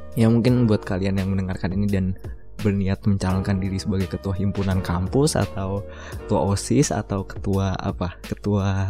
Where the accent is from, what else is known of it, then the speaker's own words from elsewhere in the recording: Bekasi, West Java, Indonesia; gue lahir di Pulau Jawa gitu di Bekasi